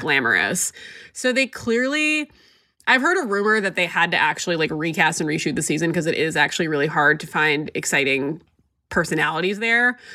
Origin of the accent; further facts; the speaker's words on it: San Diego, California, United States; I grew up in San Diego, and there were definitely a lot of Mormons who went to my high school